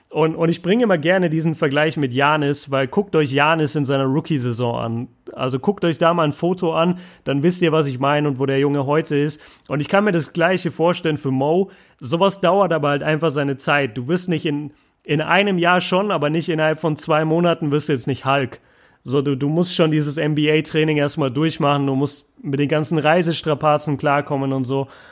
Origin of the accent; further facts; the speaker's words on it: Germany; ich als Deutscher